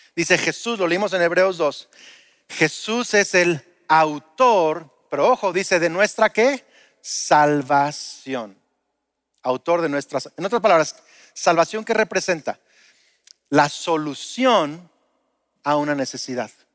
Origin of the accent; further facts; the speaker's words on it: Lázaro Cárdenas, Michoacán, Mexico; also born or lived in Uruapan; En el setenta y siete nos mudamos de Uruapan, yo era un bebé a Lázaro Cárdenas